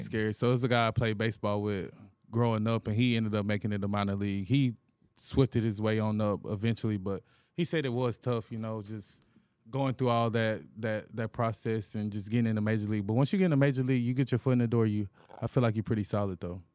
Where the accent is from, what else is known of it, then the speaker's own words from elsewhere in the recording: Anniston, Alabama, United States; moved away as an adult; now in Houston, United States; I'm from Anniston, Alabama, a smaller city